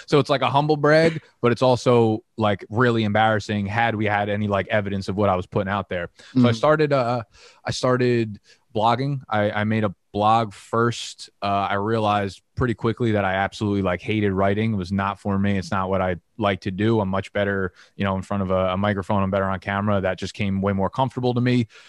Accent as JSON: {"language": "English", "region": "New Jersey", "country": "United States", "tie": "born or raised there", "lives_now": "Brooklyn, United States", "said": "So I was actually born in Brooklyn down in Coney Island. I only lived there for a couple of years. Ended up moving to Jersey with my mom and my sister really young. And we were in Jersey for, I want to say like 25 years."}